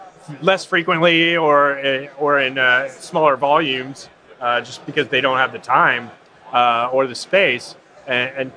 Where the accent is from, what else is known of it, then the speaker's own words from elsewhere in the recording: San Francisco Bay Area, California, United States; I grew up in the San Francisco Bay Area